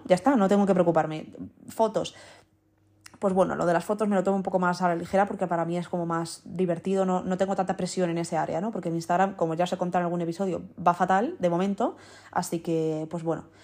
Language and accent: Spanish; Madrid, Community of Madrid, Spain; also born or lived in Netherlands / United States; yo soy de aquí, o sea, yo he crecido aquí, digamos, entre comillas, con cuatro años es como si hubiese nacido aquí toda la vida